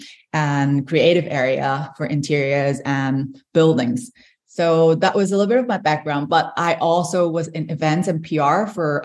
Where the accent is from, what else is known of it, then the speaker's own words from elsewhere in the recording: Hong Kong; moved away as an adult; now in Dublin, Ireland; So I'm originally from Hong Kong. So I moved to Ireland with my husband about 6 years ago.